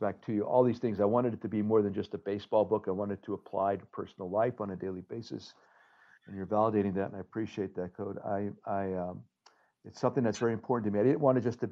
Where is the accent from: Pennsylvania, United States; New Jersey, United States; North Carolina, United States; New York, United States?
Pennsylvania, United States; Hazleton; now in Chicago, United States; Back in Hazleton, we have our own building, the Hazleton Community Center.